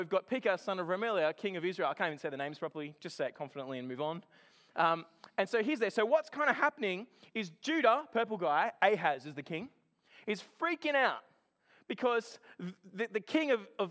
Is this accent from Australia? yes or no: yes; Australia; I come from Australia